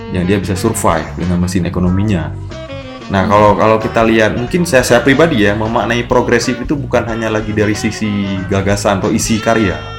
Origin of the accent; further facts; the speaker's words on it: Aceh, Indonesia; Saya Aceh, ba ah, saya ba selalu dengan bagaimana menemukan identitas keacehan dalam karya